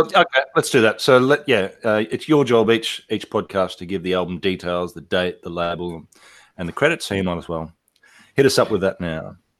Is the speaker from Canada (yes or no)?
no; Australia; also born or lived in Italy; now in Indonesia; I was in Australia in my home in my hometown